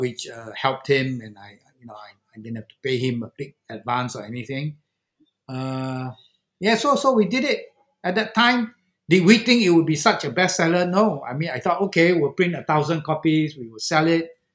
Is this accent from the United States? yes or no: no; Singapore; as a Singaporean